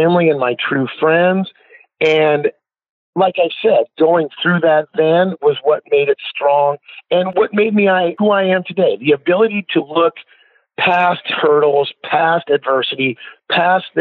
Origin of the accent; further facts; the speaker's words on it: Portland, Oregon, United States; here in my hometown of Portland, Oregon